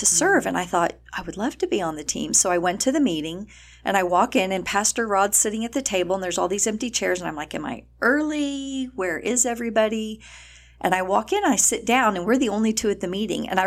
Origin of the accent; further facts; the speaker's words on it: El Paso, Texas, United States; I'm from El Paso.